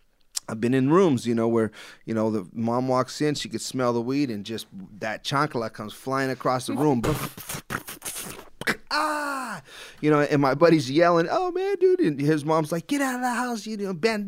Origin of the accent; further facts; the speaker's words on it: Los Angeles, California, United States; growing up in Los Angeles myself, you know